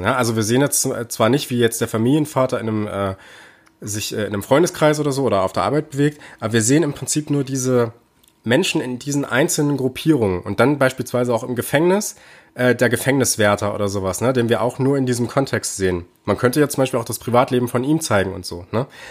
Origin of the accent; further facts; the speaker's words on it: Germany; bei uns in Deutschland